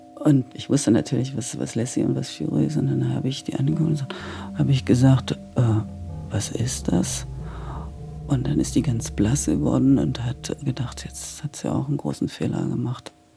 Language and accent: German; Halle, Saxony-Anhalt, Germany; Ich wollte jetzt nach Halle zurück, weil das war ja meine Heimatstadt.